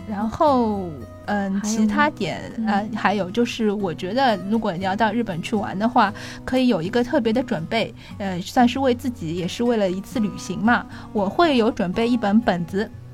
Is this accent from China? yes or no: yes; Shanghai, China; 我们上海人